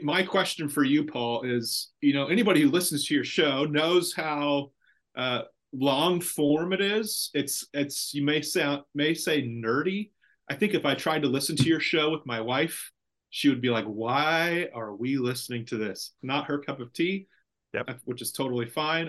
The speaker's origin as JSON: {"language": "English", "area": "Central Valley", "region": "California", "country": "United States", "lives_now": "Ripon, United States", "said": "I'm from the Central Valley, but not from Ripon"}